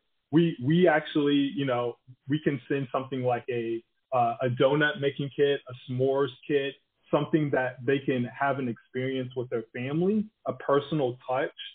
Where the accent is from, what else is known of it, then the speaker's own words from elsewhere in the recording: Tallahassee, Florida, United States; now in San Francisco, United States; I'm originally from Tallahassee, but we go there all the time